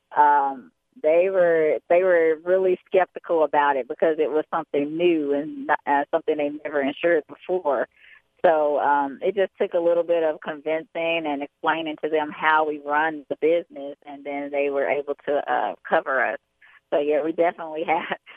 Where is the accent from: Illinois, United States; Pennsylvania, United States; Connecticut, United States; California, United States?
Illinois, United States; Chicago; also born or lived in Atlantic City, New Jersey / Bronx, New York; I was born in Atlantic City, New Jersey, uh, but I was raised in Chicago, Illinois